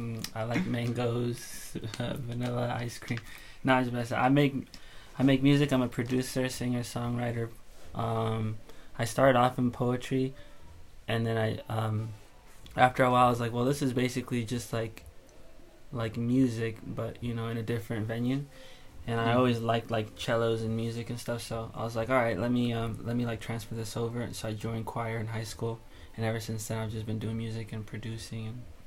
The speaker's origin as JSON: {"language": "English", "country": "Ghana", "tie": "born there", "said": "And where am I from? I was born in Ghana, West Africa, which is like right on the coast."}